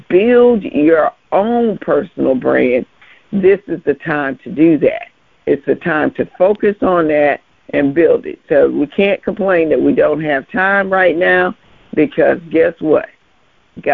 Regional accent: Biloxi, Mississippi, United States; my hometown, Biloxi, Mississippi

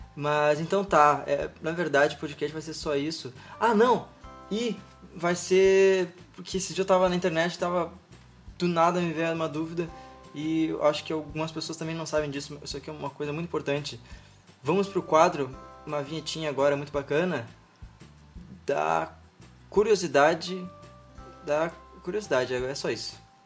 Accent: Rio Grande do Sul, Brazil; eu sou daqui do Rio Grande do Sul

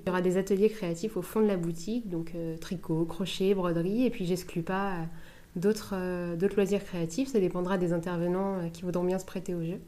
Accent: La Hague, Normandy, France; also born or lived in Cherbourg; je suis originaire de Cherbourg, enfin de La Hague

